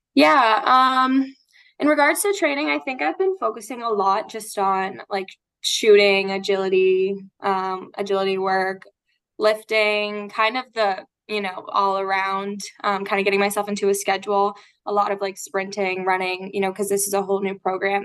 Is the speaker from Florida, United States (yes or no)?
yes; Florida, United States; I'm from Florida and I stayed up in Boston